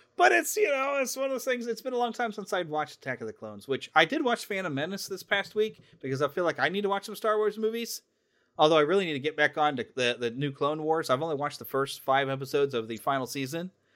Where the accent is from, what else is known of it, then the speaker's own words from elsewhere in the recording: United States; as an American